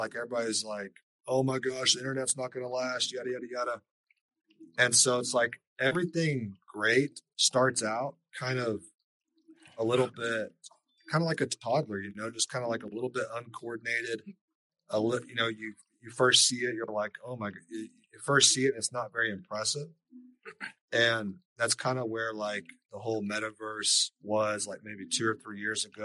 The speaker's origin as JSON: {"language": "English", "town": "Lubbock", "region": "Texas", "country": "United States", "tie": "born or raised there", "said": "I grew up out in West Texas, out in Lubbock, Texas."}